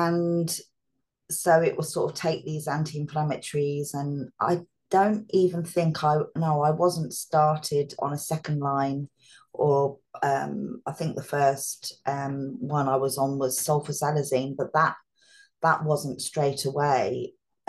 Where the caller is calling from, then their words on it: East of England, United Kingdom; So I'm in England. I live near Bedford and Milton Keynes, which is about 40 minutes on a train from London.